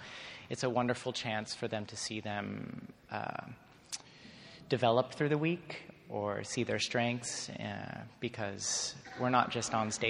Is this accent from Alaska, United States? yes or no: no; Laguna Beach, California, United States; now in Toronto, Canada; I grew up in Laguna Beach, California